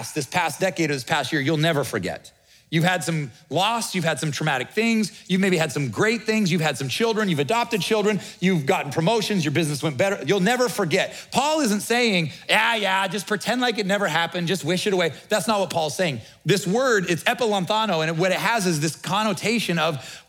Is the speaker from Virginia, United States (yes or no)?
no; Nebraska, United States; we're from the Midwest, we're from Nebraska